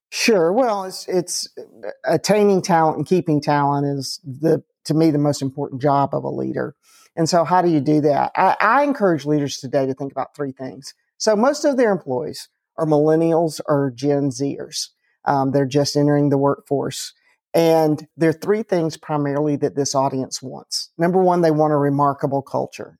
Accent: Atlanta, Georgia, United States; I grew up in Atlanta

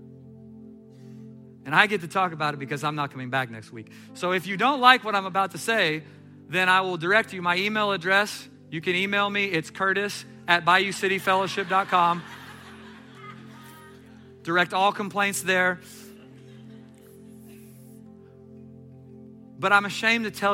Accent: Katy, Texas, United States; I'm from Katy.

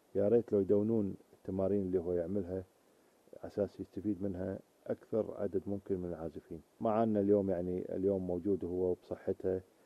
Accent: Kuwait; عندنا في الكويت

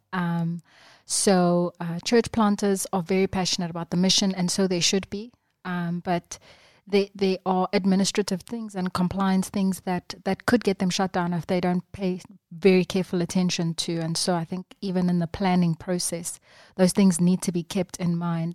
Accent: Durban, KwaZulu-Natal, South Africa; I was born and bred in Durban

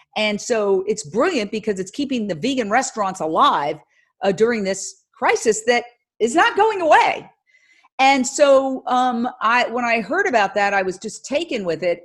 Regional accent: New York City, New York, United States; moved away as an adult; also born or lived in Los Angeles; I went to New York City, back in my hometown, uh, literally working down the block or up the block from where I grew up

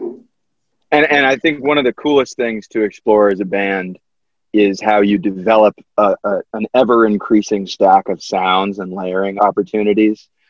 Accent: Connecticut, United States; I grew up in Connecticut

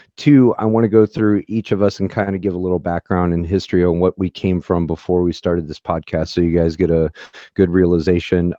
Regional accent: St. Louis, Missouri, United States; I grew up in Saint Louis, Missouri

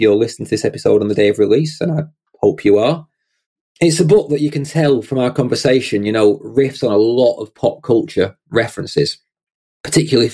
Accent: United Kingdom; my first fellow Brit in the guest seat. Prepare for my accent to get thicker

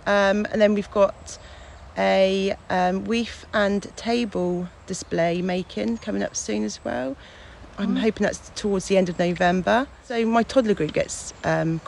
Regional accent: Fonthill Gifford, South West England, United Kingdom; I grew up in Fontal Gifford

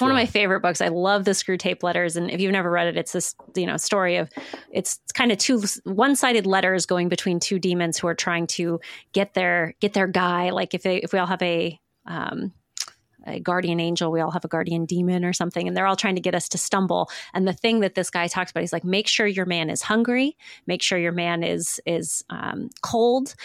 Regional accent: Midwest, United States; for those of us who are from the Midwest, which is me

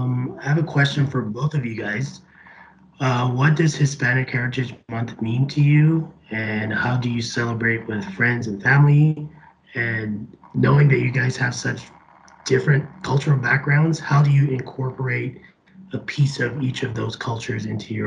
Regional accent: Barbados; Just growing up in Barbados, we're like so close to South America, we got a lot of channels in Spanish.

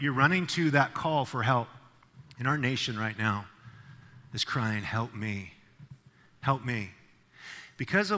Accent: Idaho, United States; moved away as an adult; now in California, United States; I'm from Idaho. When I was coming to California, all the taillights were going to Idaho, right, where I'm from

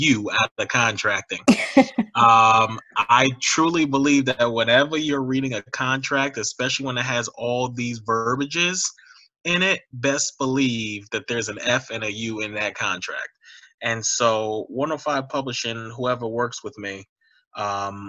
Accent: New York City, New York, United States; moved away as an adult; also born or lived in Ohio; growing up in New York City during 9/11

